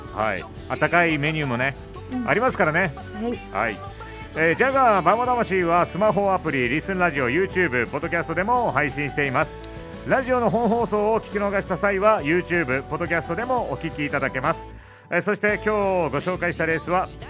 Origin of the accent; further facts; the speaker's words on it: Memuro, Hokkaido, Japan; 目室町出身なので僕は。